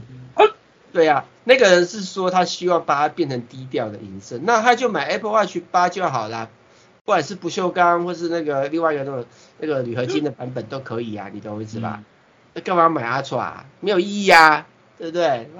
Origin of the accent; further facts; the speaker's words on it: Taiwan; 我是台湾的啦